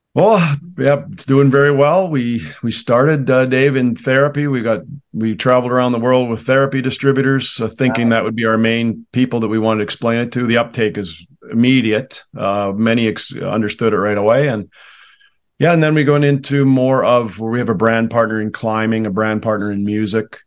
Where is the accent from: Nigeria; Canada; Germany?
Canada; I was raised in Canada